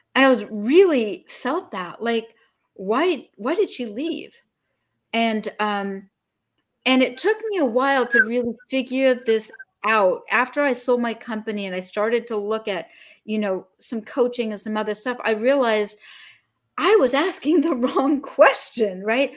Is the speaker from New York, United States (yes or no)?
no; Salt Lake City, Utah, United States; now in Martha's Vineyard, United States; Originally, I was born in Salt Lake City, Utah.